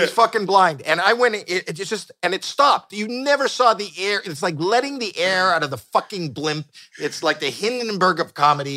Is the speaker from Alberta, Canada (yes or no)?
no; Toronto, Ontario, Canada; moved away as an adult; now in United States; we're both from Toronto